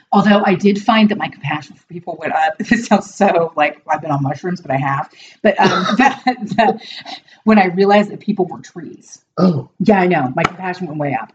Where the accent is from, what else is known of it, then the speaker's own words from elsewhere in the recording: Portland, Oregon, United States; also born or lived in Dallas / Austin; I'm not from the South. I'm from Oregon, mm. but um, I'm from Portland.